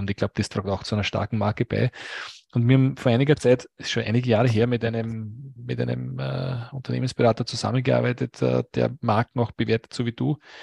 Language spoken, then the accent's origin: German; Lower Austria, Austria; aus meinem Heimatbundesland, aus Niederösterreich